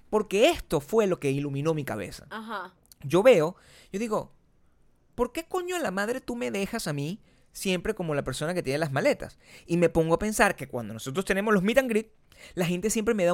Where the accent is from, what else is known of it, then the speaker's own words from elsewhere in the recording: Venezuela; now in United States; Yo me acuerdo cuando nosotros nos mudamos de Venezuela a Estados Unidos, nosotros hicimos el proceso completo.